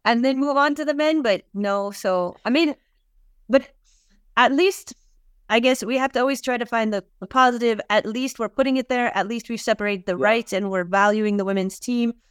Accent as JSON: {"language": "English", "area": "outside Los Angeles", "region": "California", "country": "United States", "tie": "born or raised there", "said": "I was born and raised outside Los Angeles, California."}